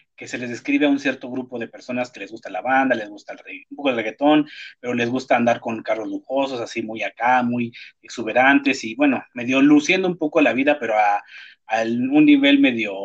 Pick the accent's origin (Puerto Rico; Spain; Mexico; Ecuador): Mexico; en mi país, en mi país, aquí en México